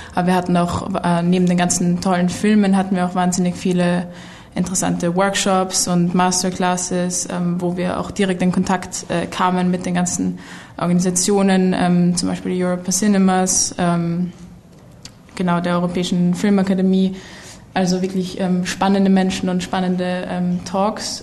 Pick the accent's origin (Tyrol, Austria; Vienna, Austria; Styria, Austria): Vienna, Austria; ich bin aus Wien, Österreich, wo ich äh, studiere